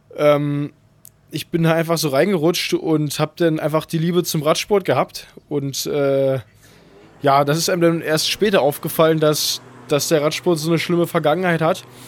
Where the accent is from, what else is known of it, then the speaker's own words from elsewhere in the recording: Berlin, Germany; also born or lived in Cologne; meine Heimat ist auf jeden Fall Berlin